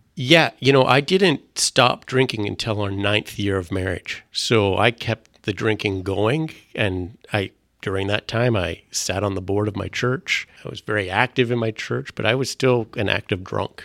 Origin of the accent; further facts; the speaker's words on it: Vancouver, British Columbia, Canada; first language French; English is a second language; I grew up here in Vancouver